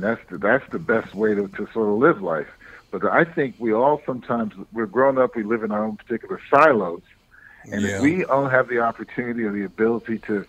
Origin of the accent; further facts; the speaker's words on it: Harlem, New York, United States; I mean, I grew up in Harlem, and for the first 15, 20 years of my life, I was just surrounded by Blacks and Puerto Ricans primarily.